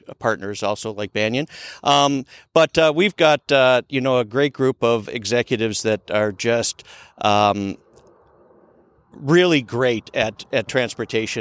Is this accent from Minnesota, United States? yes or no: yes; Minneapolis, Minnesota, United States; accent: Minnesota; moved away as an adult; now in Henderson, United States; I moved out here 10 years ago from Minneapolis. My Minnesota accent